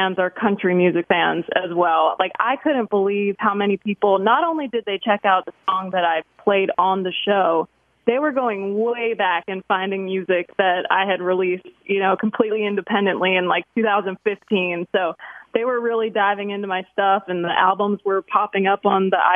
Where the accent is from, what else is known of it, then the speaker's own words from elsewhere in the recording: Saskatchewan, Canada; moved away as an adult; now in Tennessee, United States; my little yellow car that I drove down from Saskatchewan